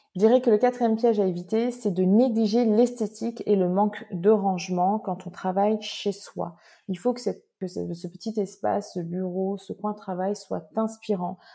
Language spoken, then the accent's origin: French; Réunion; je suis réunionnaise j'habite sur une magnifique île qui est l'île de la Réunion.